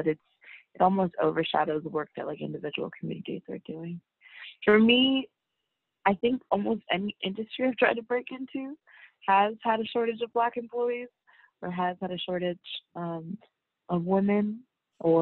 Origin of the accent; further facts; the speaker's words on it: Bay Area, California, United States; I'm from the Bay Area